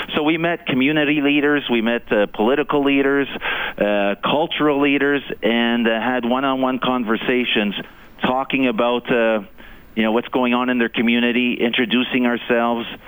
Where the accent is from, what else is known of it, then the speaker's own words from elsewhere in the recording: Canada; also born or lived in Eastern Canada; now in Edmonton, Canada; as a Canadian